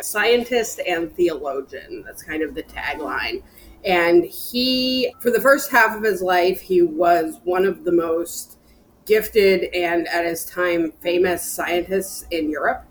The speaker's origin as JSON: {"language": "English", "town": "Bryn Athyn", "region": "Pennsylvania", "country": "United States", "tie": "born or raised there", "said": "I was raised in a town called Brynathen, which is north of Philadelphia"}